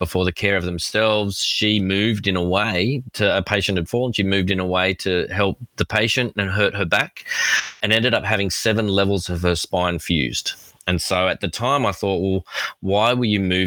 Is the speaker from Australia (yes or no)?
yes; Australia; accent: Australian; I am Australian.